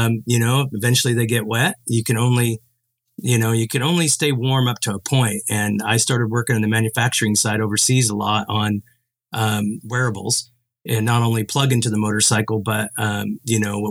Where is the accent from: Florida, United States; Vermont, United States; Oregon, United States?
Oregon, United States; I grew up in Oregon